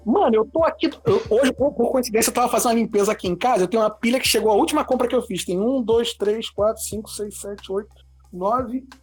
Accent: Rio de Janeiro, Brazil; eu sou do Rio de Janeiro

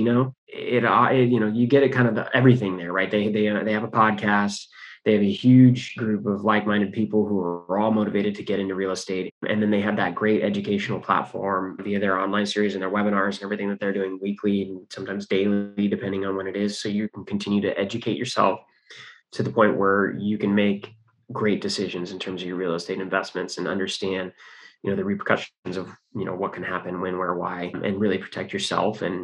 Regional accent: California, United States; We're all from California

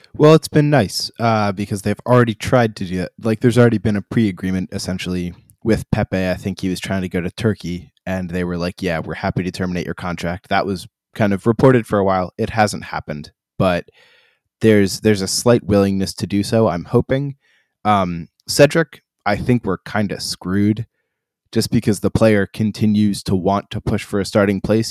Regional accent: United States; now as an American

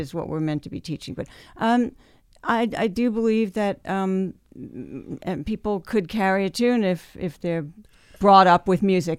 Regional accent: New Jersey, United States; born or raised there; also born or lived in Memphis, Tennessee / Australia

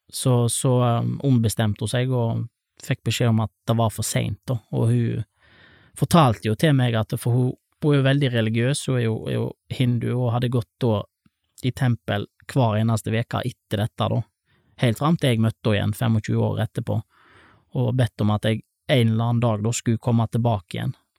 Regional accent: Leirvik, Vestland, Norway; also born or lived in Latur, India; Jeg vokste opp på, på Ås, eh, rett opp for sentrum, eh, Lærvik sentrum

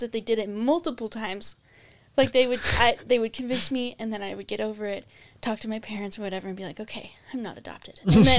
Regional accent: Pinesdale, Montana, United States; but honestly, growing up in Pinesdale, as little of time that I did have

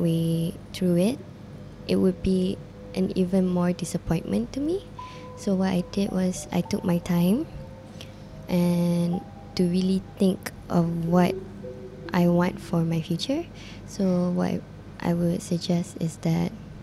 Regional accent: Ampang Jaya, Selangor, Malaysia; I was born in Ampang Puchi, so in Ampang, KL. I grew up in, basically in Ampang Jaya

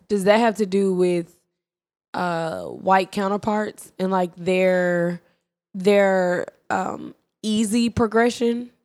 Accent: Dallas, Texas, United States; also born or lived in Prairie View / Atlanta; I'm from Dallas, whatever, and then I went to Prairie View

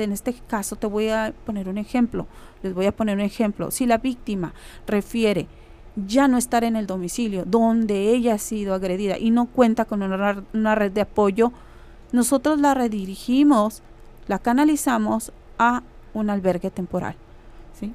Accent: Mexicali, Baja California, Mexico; soy de Mexicali, Baja California

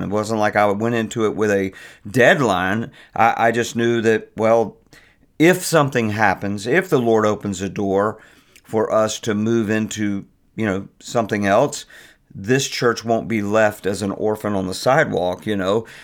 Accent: Virginia Beach, Virginia, United States; moved away as an adult; now in Richmond, United States; I'm from Virginia Beach and, uh, the Norfolk area

